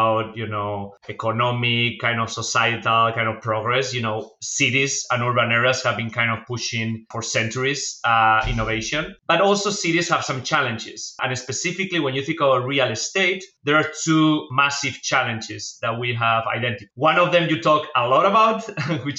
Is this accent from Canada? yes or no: no; Spain; English is a second language; moved away as an adult; as you can tell from my accent, I'm not from the US, I'm from Spain.